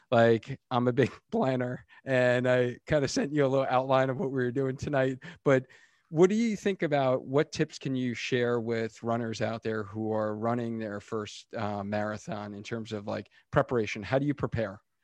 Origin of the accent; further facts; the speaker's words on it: Long Island, New York, United States; now in Connecticut, United States; I'm originally from New York, so I grew up on Long Island